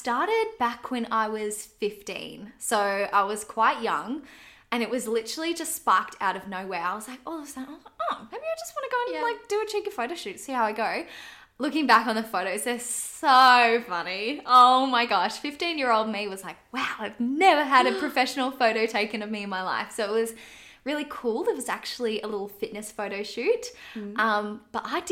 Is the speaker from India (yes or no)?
no; Canberra, Australian Capital Territory, Australia; I'm from Canberra, so the industry was quite small